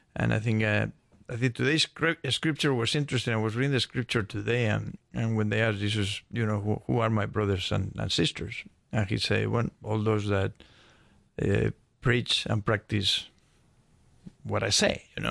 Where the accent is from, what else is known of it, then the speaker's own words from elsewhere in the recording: Spain; moved away as an adult; also born or lived in Midwest, United States; now in Atlanta, United States; I was born and raised in Spain, and I moved to the States, uh, when I was probably twenty-one years old